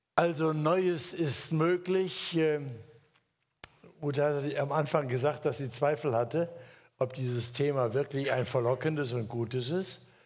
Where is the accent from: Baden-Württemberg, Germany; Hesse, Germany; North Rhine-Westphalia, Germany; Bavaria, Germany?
Hesse, Germany; moved away; in Hessen, da wo ich herkomme